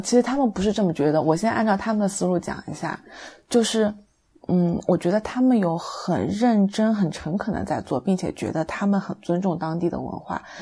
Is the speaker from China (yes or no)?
yes; Taizhou, Zhejiang, China; 我就是台州的其他一些区